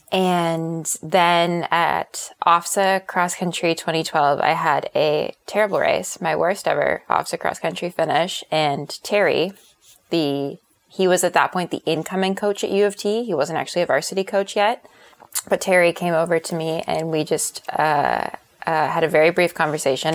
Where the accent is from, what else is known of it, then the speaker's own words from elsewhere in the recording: Canada; commitment from my parents to send me to Columbia as a Canadian.